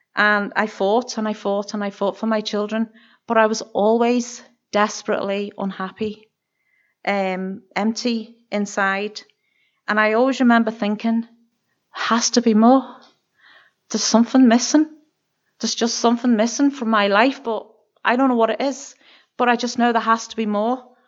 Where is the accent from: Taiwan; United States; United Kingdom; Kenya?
United Kingdom; Birkenhead, North West England; moved away as an adult; now in Kilkeel, United Kingdom; I'm originally from Barking Head, which is over the water from Liverpool in England